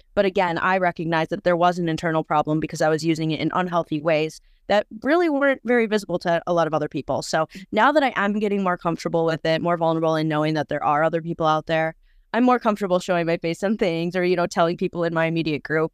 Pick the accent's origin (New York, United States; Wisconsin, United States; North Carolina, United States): Wisconsin, United States; I am from Wisconsin, pretty close to the Twin Cities, actually. So just right over the border.